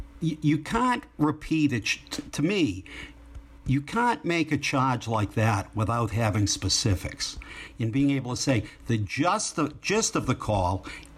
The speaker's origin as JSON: {"language": "English", "town": "Boston", "region": "Massachusetts", "country": "United States", "tie": "born or raised there", "said": "I grew up in Dorchester"}